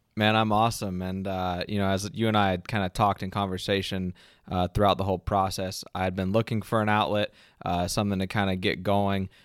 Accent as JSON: {"language": "English", "town": "Ocala", "region": "Florida", "country": "United States", "tie": "born or raised there", "said": "my hometown of Ocala, Florida"}